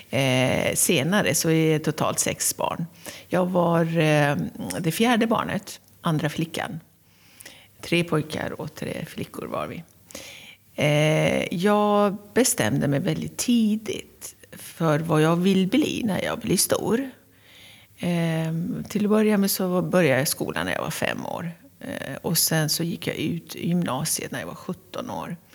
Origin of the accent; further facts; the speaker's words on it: Tehran, Tehran Province, Iran; Jag är född och uppvuxen i Teheran, som är eh, huvudstaden av Iran.